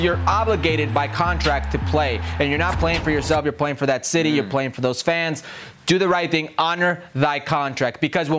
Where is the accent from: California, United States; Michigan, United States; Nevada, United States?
Nevada, United States; Las Vegas; I am from Vegas.